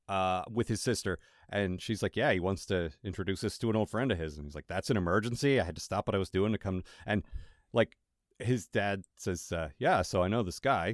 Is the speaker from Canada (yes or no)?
yes; Canada; Yeah, that's right. I'm Canadian.